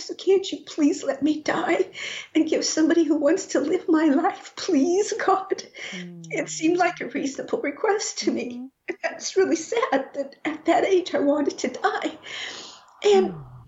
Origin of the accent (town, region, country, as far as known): Rocky Ford, Colorado, United States; born or raised there